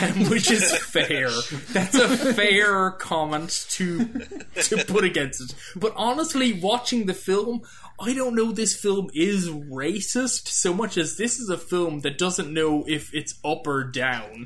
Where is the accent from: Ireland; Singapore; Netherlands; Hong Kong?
Ireland; moved away as an adult; now in United States; I grew up in Ireland.